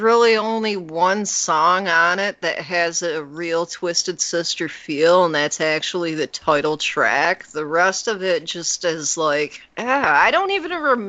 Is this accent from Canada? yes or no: yes; Canada; also born or lived in United States; I grew up in Canada a little bit when I was a kid. I went to school in Canada. I lived between both countries. I have family in both countries.